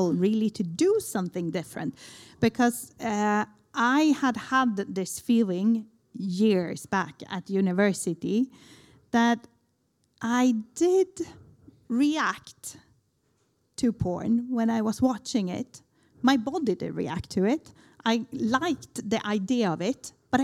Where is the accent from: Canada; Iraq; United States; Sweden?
Sweden; moved away as an adult; now in Barcelona, Spain; I was born in Sweden and moved down to Barcelona in the beginning of 2000, so I've been there almost half of my life now.